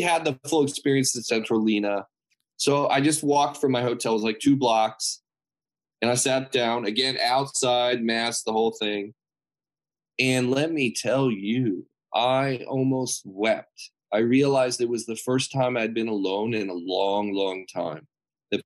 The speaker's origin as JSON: {"language": "English", "town": "San Marino", "region": "California", "country": "United States", "tie": "born or raised there", "said": "We grew up together in San Marino, California."}